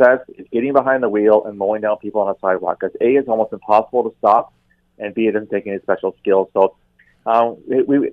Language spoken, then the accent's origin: English; Canada; as a Canadian, very proud Canadian